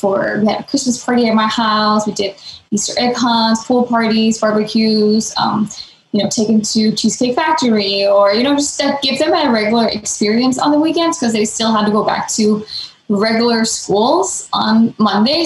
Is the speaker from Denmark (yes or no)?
yes; Denmark; moved away as an adult; now in Los Angeles, United States; I'm from Denmark, born and raised in Denmark. I moved here to LA about 10, 11 years ago, right after high school.